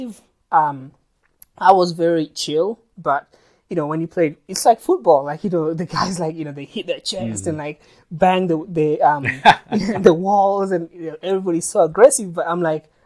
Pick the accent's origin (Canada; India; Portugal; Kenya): Kenya; my perspective as a Kenyan